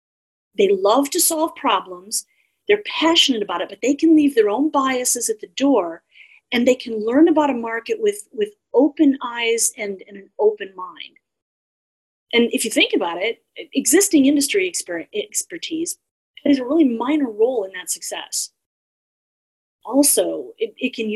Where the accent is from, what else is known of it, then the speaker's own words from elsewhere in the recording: Austin, Texas, United States; in Austin alone, my hometown